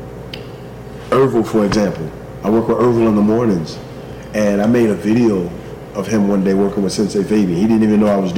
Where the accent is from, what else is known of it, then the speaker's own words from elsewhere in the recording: East Orange, New Jersey, United States; moved away; also born or lived in Florida; I'm from East Orange, New Jersey.